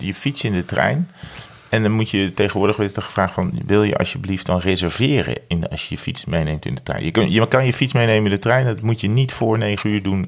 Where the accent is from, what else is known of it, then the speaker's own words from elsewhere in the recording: Breda, North Brabant, Netherlands; moved away; van vroeger uit Breda hadden we de Oranjeboombrouwerij